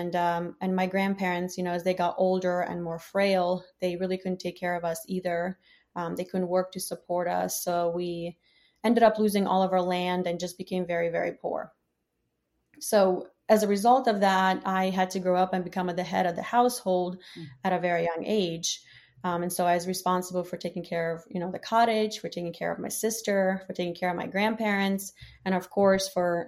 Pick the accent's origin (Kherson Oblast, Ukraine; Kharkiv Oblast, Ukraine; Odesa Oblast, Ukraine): Kherson Oblast, Ukraine; Oleshky; now in United States; I was born and raised in a southern part of Ukraine in a small town called Tsirupinsk. Today, the town is known as Alyeshki.